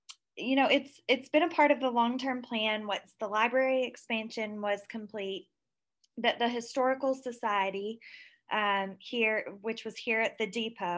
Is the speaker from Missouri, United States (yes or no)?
no; Marshall County, Kentucky, United States; moved away as an adult; also born or lived in Nashville, Tennessee; now in Henderson, United States; I grew up in Marshall County.